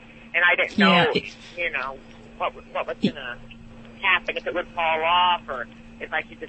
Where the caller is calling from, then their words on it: Rolla, Missouri, United States; I'm over in Missouri right now, Rolla, Missouri.